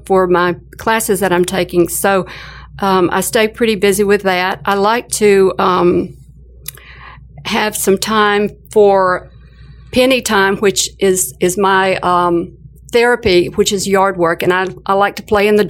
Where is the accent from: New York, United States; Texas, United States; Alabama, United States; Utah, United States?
Alabama, United States; growing up in Alabama in a large family with not a whole lot of money